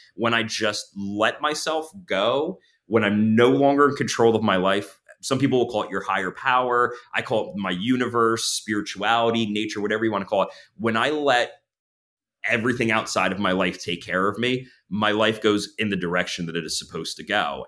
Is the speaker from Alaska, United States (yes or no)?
no; near Long Beach Island, New Jersey, United States; moved away as an adult; now in Pennsylvania, United States; I grew up in New Jersey to, uh, d, down near, uh, Long Beach Island, so I'm kind of a beach guy